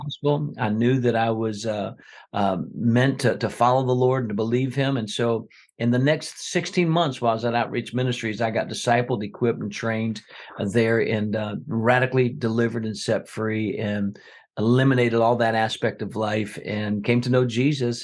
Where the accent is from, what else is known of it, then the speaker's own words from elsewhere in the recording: South Florida, United States; now in Scottsboro, United States; I grew up in South Florida